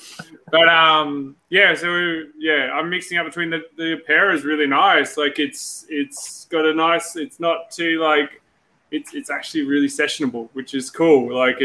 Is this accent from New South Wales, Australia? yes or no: yes; Sydney, New South Wales, Australia; I'm from Western Sydney.